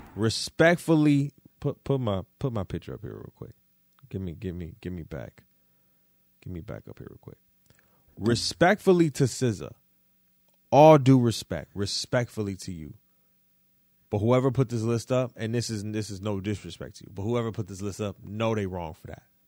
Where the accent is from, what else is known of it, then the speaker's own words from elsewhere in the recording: Detroit, Michigan, United States; moved away; I'm from Detroit